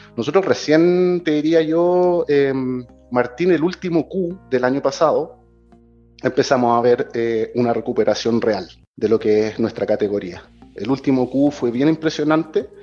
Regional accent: Chile; moved away as an adult; now in Mexico; yo soy chileno.

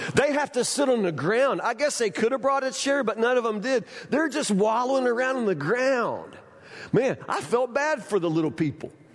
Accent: Woodburn, United States; I'm from Woodburn

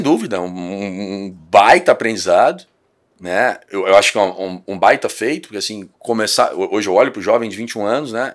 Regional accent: Cachoeiro de Itapemirim, Espírito Santo, Brazil; moved away as an adult; now in Vitória, Brazil; sou, de Cachoeiro

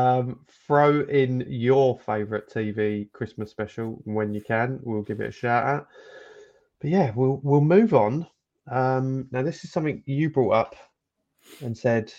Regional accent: Essex, East of England, United Kingdom; moved away; But we're both from Essex and we've both moved to a foreign place.

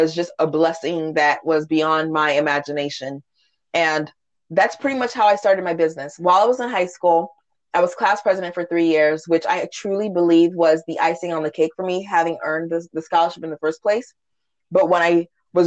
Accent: Washington, D.C. area, Maryland, United States; I was born in Washington, D.C., raised in this area. So this is truly home for me.

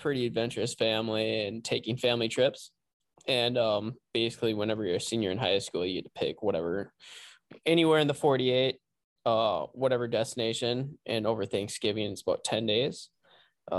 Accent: Lake Park, Minnesota, United States; also born or lived in Fargo-Moorhead area; I basically grew up in Lake Park, Minnesota, and I went to high school there for 18 years

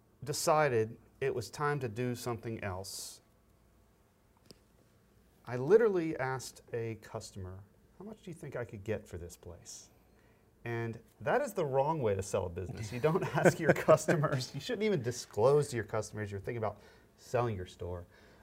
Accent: Tallahassee, Florida, United States; born there; now in Raleigh, United States; I was born in Tallahassee, Florida. Went to school ended up going to Birmingham, Alabama, and then school at Clemson, South Carolina.

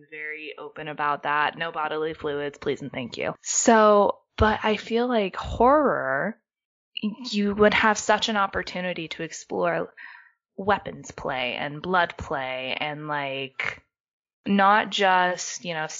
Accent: United States; as an American

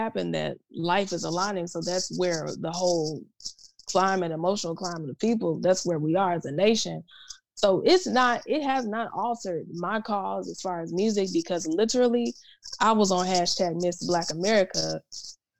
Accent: the South, United States; Growing up in the South

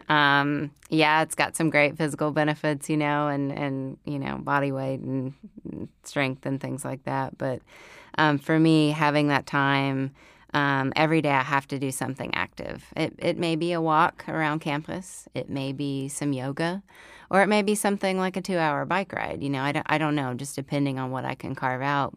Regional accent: Oklahoma, United States; moved away as an adult; now in Fayetteville, United States; growing up in Oklahoma. So then life brought me here to Fayetteville, Arkansas.

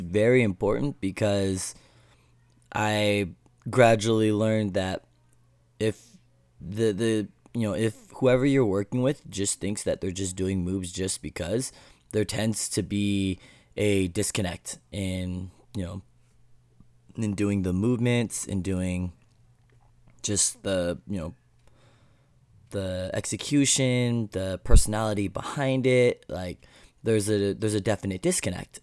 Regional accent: Alaska, United States; I grew up in Alaska, very, uh, small community

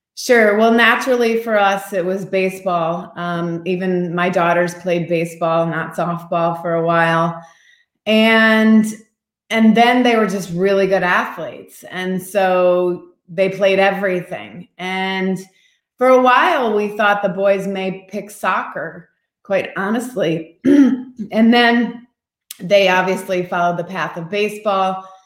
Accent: Midwest, United States; moved away; also born or lived in Seattle / Florida; We grew up in the Midwest

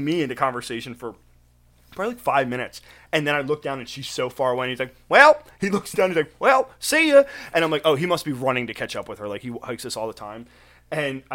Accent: Pennsylvania, United States

